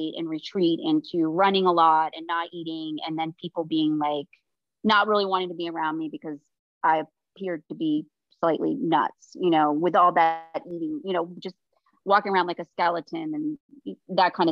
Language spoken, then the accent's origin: English; Maine, United States; moved away as an adult; also born or lived in South Carolina / Toronto / Ohio; I came from Maine, the state of Maine